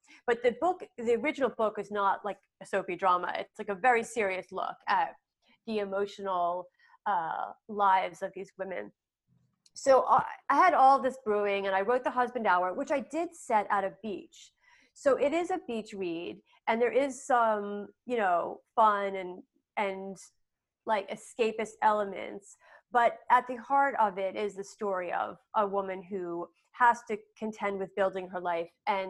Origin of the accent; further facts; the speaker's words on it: Philadelphia, Pennsylvania, United States; I'm in my hometown of suburban Philadelphia